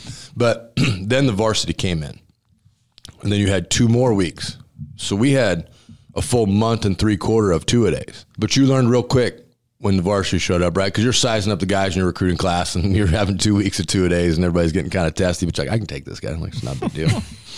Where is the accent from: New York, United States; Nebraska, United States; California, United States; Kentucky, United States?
Nebraska, United States; Grand Island; moved away as an adult; also born or lived in Chicago; I grew up in Grand Island, Nebraska.